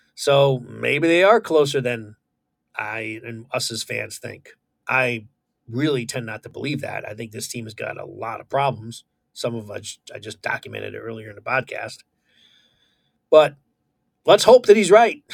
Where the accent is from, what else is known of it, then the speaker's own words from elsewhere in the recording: Connecticut, United States; born and raised in Connecticut, still in Connecticut.